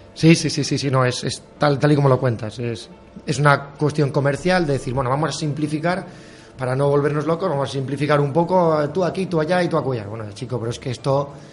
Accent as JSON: {"language": "Spanish", "region": "Valencian Community", "country": "Spain", "said": "la nuestra de Valencia"}